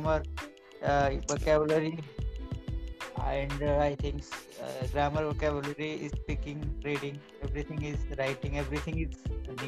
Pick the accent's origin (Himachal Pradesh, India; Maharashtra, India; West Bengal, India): Maharashtra, India; English is a second language; I am from Maharashtra, India.